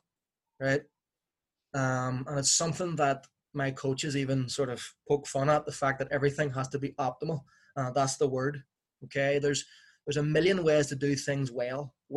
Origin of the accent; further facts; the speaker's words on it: Belfast, Northern Ireland, United Kingdom; I grew up in West Belfast in the 1980s